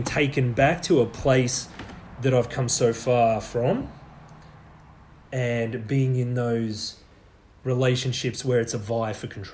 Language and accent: English; Australia; I was born in Australia